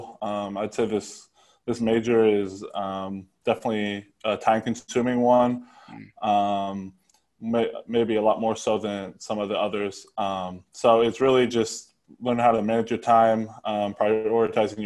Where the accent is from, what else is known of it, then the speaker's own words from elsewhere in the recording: Ashland, Nebraska, United States; I'm from Ashland, Nebraska